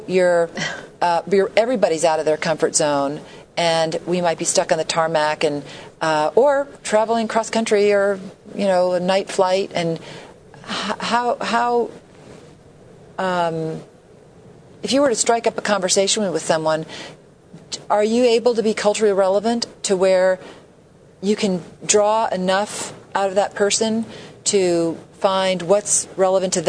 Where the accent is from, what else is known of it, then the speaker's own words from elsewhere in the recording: New York City, New York, United States; moved away; I grew up in New York City